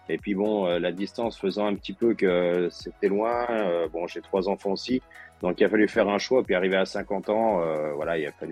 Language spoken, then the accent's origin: French; Oullins, Auvergne-Rhône-Alpes, France; j'étais au casse-colle dès l'âge de 5 ans, parce que je suis originaire d'Oulin.